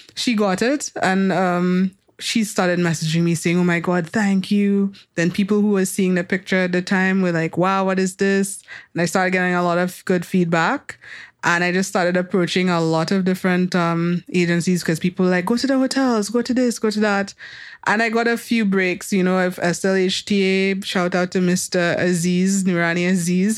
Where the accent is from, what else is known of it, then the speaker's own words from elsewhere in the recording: Soufrière, St. Lucia; growing up in Sufre